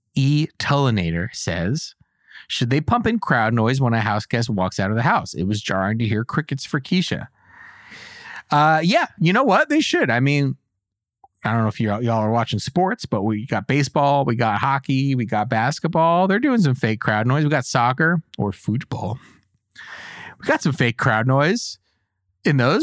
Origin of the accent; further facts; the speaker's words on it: United States; as an American